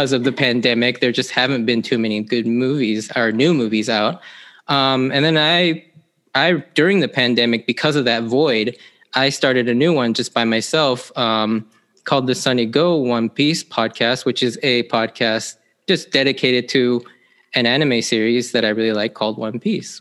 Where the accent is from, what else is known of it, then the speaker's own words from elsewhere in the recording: Seattle, Washington, United States; I grew up here in the Seattle area pretty much my entire life.